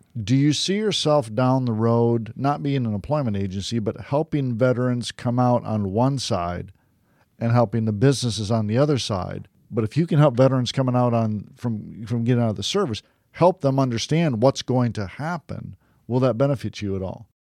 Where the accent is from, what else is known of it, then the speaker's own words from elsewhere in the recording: Detroit, Michigan, United States; now in Florida, United States; I'm originally from Detroit